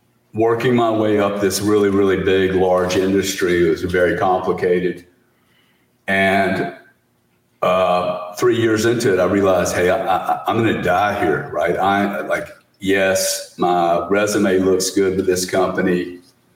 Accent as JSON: {"language": "English", "region": "Louisiana", "country": "United States", "tie": "born or raised there", "said": "we grew up in Louisiana with really raised by a single mom"}